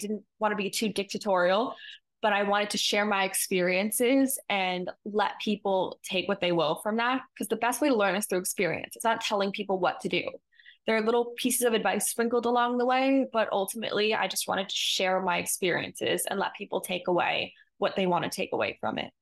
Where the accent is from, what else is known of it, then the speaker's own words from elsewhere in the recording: New York, United States; growing up in New York